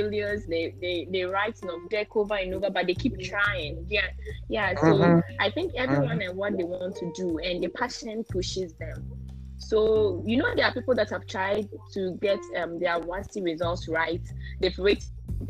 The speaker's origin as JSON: {"language": "English", "town": "Navrongo", "region": "Upper East", "country": "Ghana", "also_born_or_lived": "Upper West Region (Dagaaba identity)", "said": "I'm from Navongo in the Upper East region, and my mom is from Tumu in the Upper West region."}